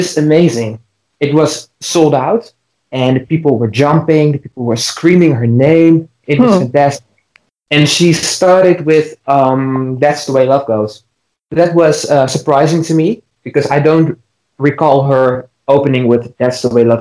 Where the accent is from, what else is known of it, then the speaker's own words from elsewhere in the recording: Netherlands; I'm from the Netherlands